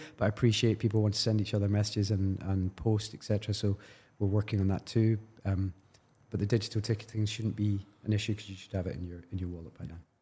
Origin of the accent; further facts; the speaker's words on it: Glasgow, Scotland, United Kingdom; I'm from Glasgow